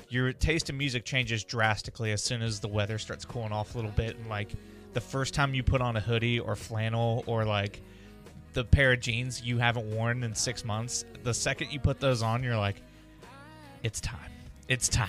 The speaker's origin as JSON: {"language": "English", "region": "Midwest", "country": "United States", "said": "we're from the Midwest"}